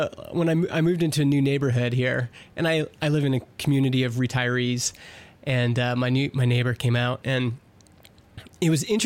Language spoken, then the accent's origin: English; Edmonton, Alberta, Canada; born there; Yeah, I was born in Edmonton and went for university.